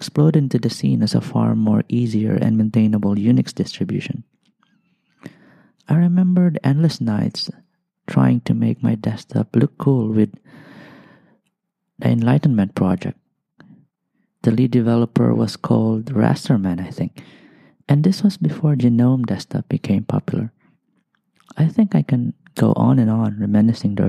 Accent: Albay, Bicol Region, Philippines; moved away as an adult; also born or lived in Malaysia; now in Singapore; I'm from a country called the Philippines. I grew up in a place known as Albay

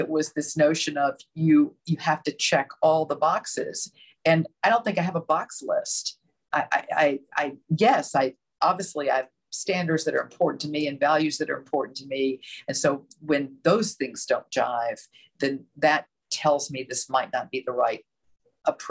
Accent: the South, United States; I grew up in the South

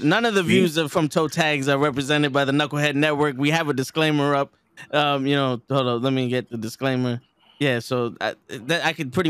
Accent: New York City, New York, United States; I'm from the Bronx.

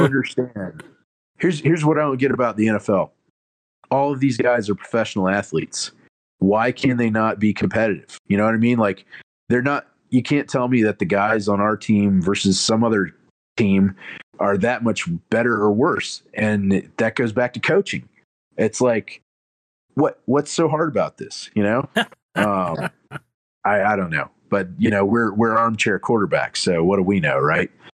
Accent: Alabama, United States; also born or lived in Dallas, Texas; I was born in Texas and I lived there till I was three, and then we moved to Alabama

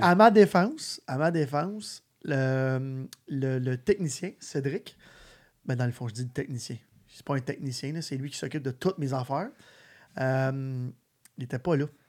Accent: Sainte-Martine, Quebec, Canada; je venais de Sainte-Martine

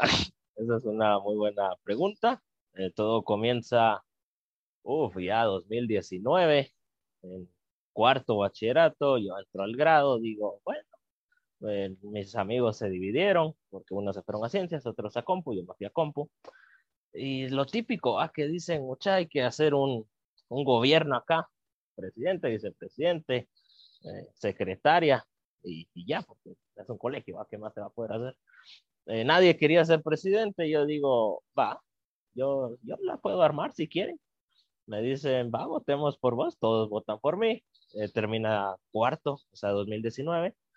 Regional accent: Guatemala

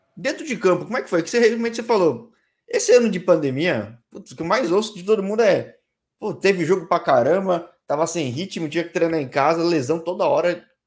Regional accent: São Paulo, Brazil; eu sou da Zona Sul aqui em São Paulo.

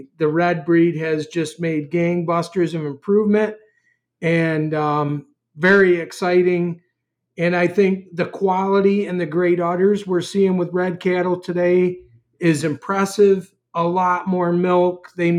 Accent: New York, United States; moved away as an adult; now in Wisconsin, United States; So, as many people know, I'm a transplant from New York to Wisconsin. We had a dairy in New York for many, many years with a family, and, a little over 4 years ago, I guess, I came to Wisconsin after we sold our dairy in New York

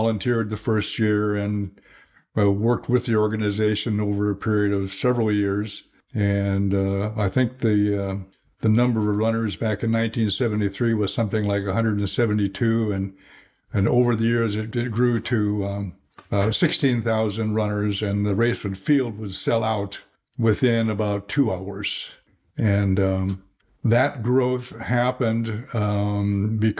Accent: Midwest, United States; moved away as an adult; now in California, United States; I was born and raised in the Midwest

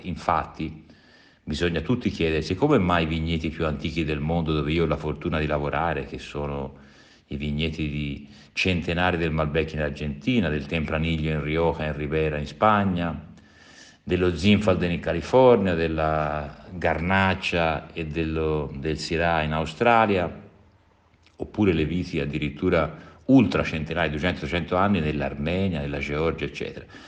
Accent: Tuscany, Italy; sono toscano

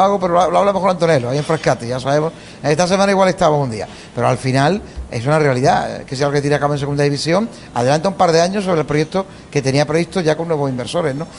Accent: Churriana, Andalusia, Spain; del Club Deportivo Churriana, mi patria chica

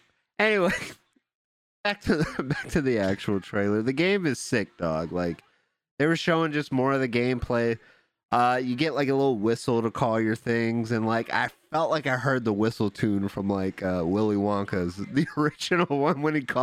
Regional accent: Detroit, Michigan, United States; Nah, I'm from Detroit, dog.

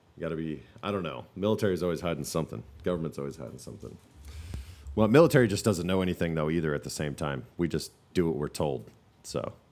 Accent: the North, United States; We're from the North

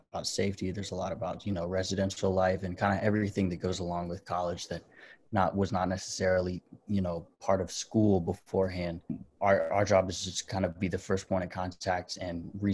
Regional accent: Staunton, Virginia, United States; my hometown is Stanton, Virginia

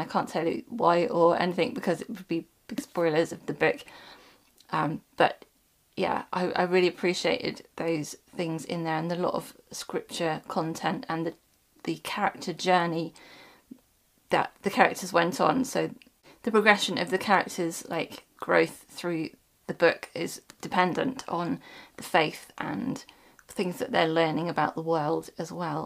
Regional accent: United Kingdom; being British, we don't learn that in our history lessons at school

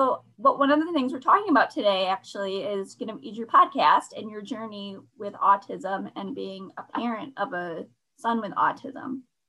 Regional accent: Michigan, United States; I've been from Michigan.

